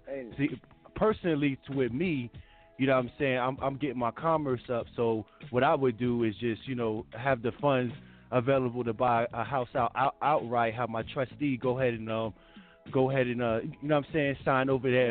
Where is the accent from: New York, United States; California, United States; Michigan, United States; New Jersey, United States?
New York, United States; New York City; now in Nevada, United States; I'm saying I'm from Harlem